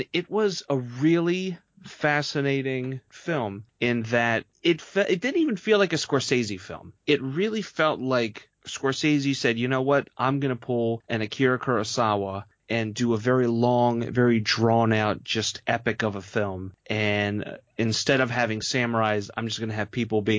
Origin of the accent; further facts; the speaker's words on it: Baltimore, Maryland, United States; also born or lived in New Orleans; I was born and raised in Baltimore